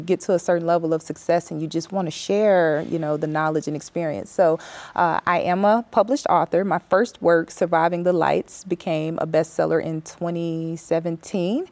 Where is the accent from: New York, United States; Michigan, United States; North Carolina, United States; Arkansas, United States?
Arkansas, United States; West Memphis; moved away as an adult; also born or lived in Vigo, Spain; I grew up in West Memphis, Arkansas.